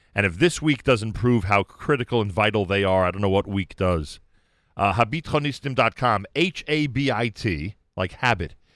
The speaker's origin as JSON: {"language": "English", "country": "United States", "said": "I'm an American"}